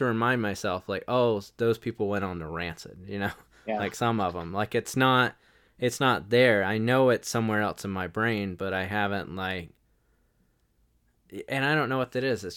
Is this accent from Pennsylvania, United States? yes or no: no; Wilmington, North Carolina, United States; I grew up in Wilmington, North Carolina